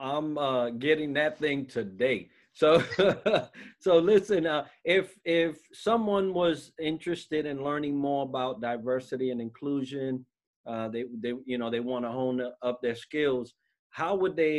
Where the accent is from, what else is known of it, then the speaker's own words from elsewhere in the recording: New York, United States; moved away as an adult; I grew up in New York. I was exposed to all kinds from all walks.